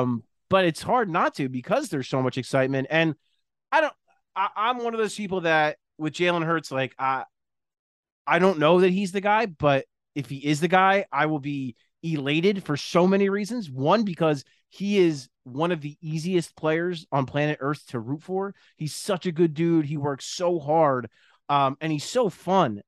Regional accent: New Jersey, United States; also born or lived in West Philadelphia; I grew up in South Jersey. My parents are both from South Philly.

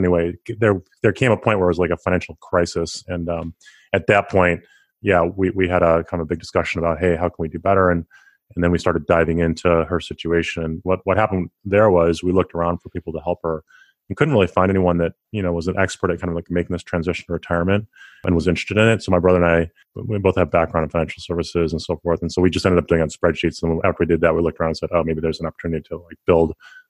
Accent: Rochester, New York, United States; I grew up in the Northeast in Rochester, New York.

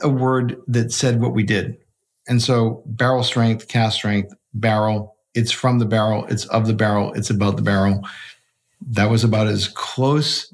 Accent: Boston, Massachusetts, United States; I grew up in Boston

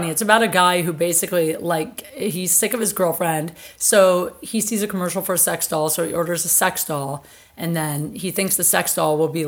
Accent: Colorado, United States; I was from I'm from Colorado.

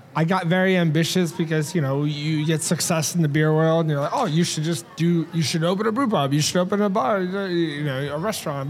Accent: United States; as an American

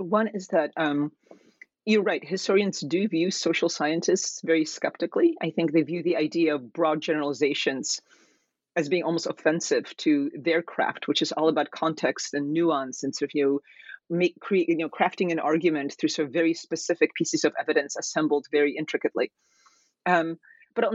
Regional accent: Kansas, United States; moved away as an adult; also born or lived in Poland / East Coast, United States; my parents and I immigrated from Poland to the United States when I was 10 years old. And I spent my formative years in Kansas, where my father was a professor at the University of Kansas, and then moved to the East Coast for college.

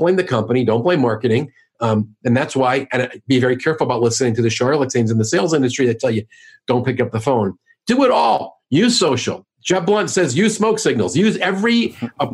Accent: New York, United States; now in St. Louis, United States; I'm from New York

